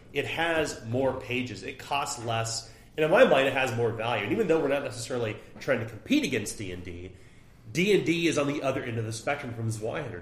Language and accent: English; Oak Grove, Missouri, United States; moved away as an adult; now in Kansas City, United States; we grew up in Oak Grove, Missouri, um, moved to Kansas City in our 20s